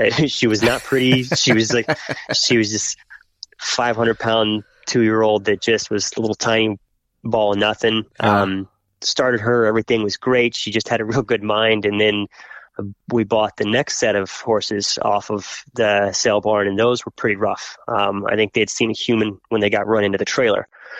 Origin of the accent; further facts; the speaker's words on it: Oklahoma, United States; born there; But as a preacher, you know, we moved a lot. And so I was born in Oklahoma